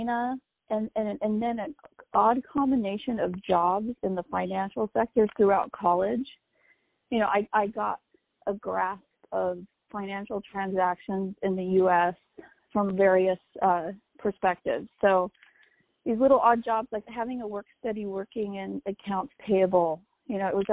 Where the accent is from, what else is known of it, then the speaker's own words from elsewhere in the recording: New Mexico, United States; my home state